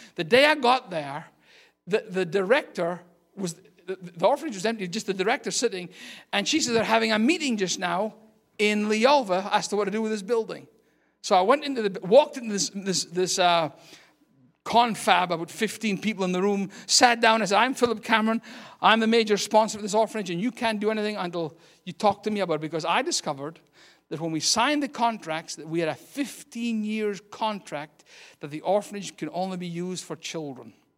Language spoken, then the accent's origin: English; Scotland, United Kingdom; also born or lived in Aberdeen, Scotland; now in United States; I'm Scottish.